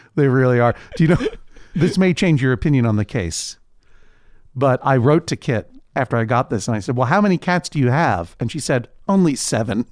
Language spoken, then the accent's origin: English; New England, United States; moved away; I grew up in New England, which, of course, is a region in the northeastern United States